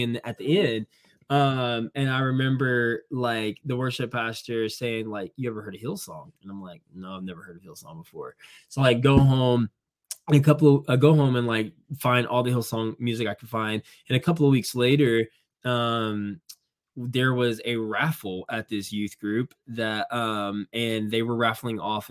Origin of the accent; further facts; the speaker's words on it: Indiana, United States; moved away; also born or lived in Georgia; I was originally from Indiana, and I moved to the South